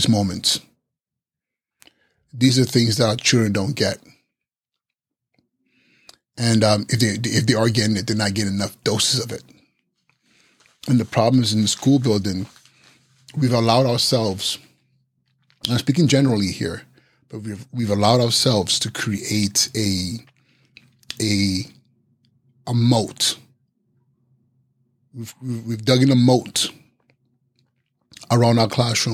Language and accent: English; Nigeria; English is a second language; I am Nigerian and sometimes my brain doesn't connect quite with my English